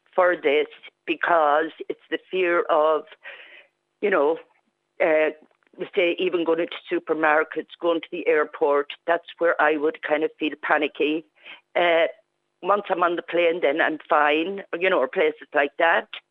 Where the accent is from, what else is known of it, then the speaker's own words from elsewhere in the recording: Clara, Leinster, Ireland; now in County Donegal, Ireland; I'm not a Donegal woman. I'm from the Midlands originally. I'm from Clara, County Offaly.